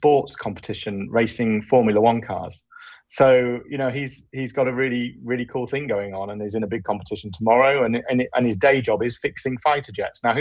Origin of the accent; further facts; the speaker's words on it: Grimsby, Yorkshire and the Humber, United Kingdom; now in Hull, United Kingdom; I am from Grimsby, which is in the northeast of England. I live in Hull